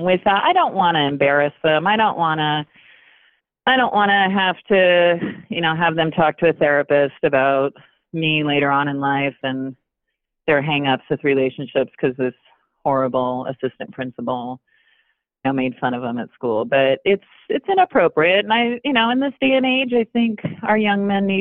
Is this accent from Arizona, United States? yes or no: yes; north central Arizona, United States; I'm from a small area in north central Arizona.